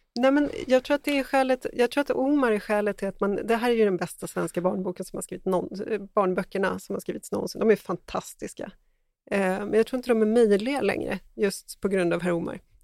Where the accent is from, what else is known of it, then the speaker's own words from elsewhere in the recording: Sweden; som svensk